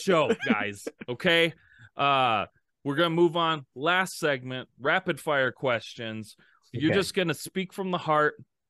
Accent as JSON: {"language": "English", "region": "Midwest", "country": "United States", "said": "Like, look, I'm from the Midwest. Like, me and Matt, yeah, hard Midwesterns."}